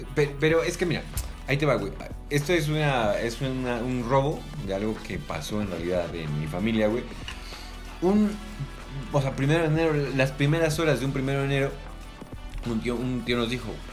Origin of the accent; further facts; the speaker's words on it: Mexico; como buen mexicano